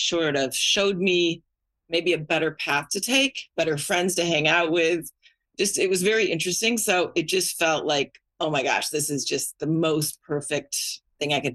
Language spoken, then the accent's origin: English; Northern Illinois, United States; also born or lived in Washington, District of Columbia, United States / Los Angeles; now in Westchester, United States; I grew up in Northern Illinois, almost near the Wisconsin border, not too far